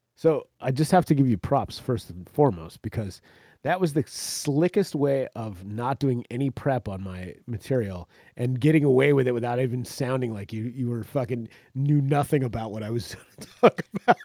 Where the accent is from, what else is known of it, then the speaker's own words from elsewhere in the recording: central Florida, United States; moved away; I grew up in Florida, man, central fucking Florida